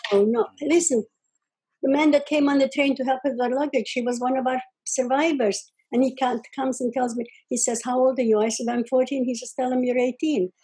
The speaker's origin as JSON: {"language": "English", "area": "Czechoslovakia, village near Uzhhorod", "region": "Zakarpattia Oblast", "country": "Ukraine", "tie": "born or raised there", "moved": "yes", "said": "I was born in Czechoslovakia, which is Russia, by the way, right now, or the Ukraine, actually"}